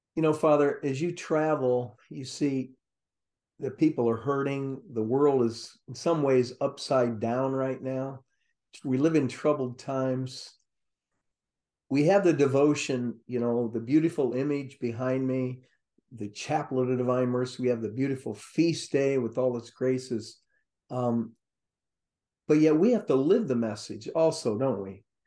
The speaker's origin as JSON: {"language": "English", "region": "Ohio", "country": "United States", "tie": "born or raised there", "moved": "yes", "lives_now": "Florida, United States", "said": "growing up in Ohio"}